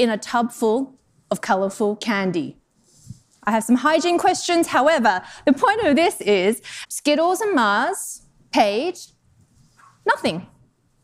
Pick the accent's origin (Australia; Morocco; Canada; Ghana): Australia; moved away as an adult; also born or lived in Denmark / Netherlands / United Kingdom; now in Chicago, United States; I'm actually from Australia originally.